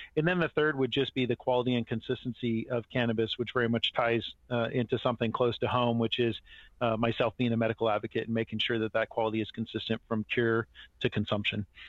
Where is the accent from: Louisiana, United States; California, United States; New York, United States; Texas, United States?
California, United States; Marin County; I grew up in Marin County